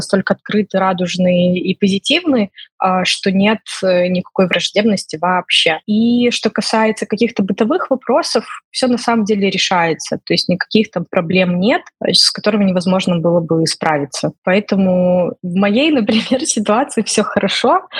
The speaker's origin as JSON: {"language": "Russian", "country": "Belarus", "also_born_or_lived": "Ukraine", "moved": "yes", "said": "условно я и другие белорусы тоже вынуждены были уехать из Украины"}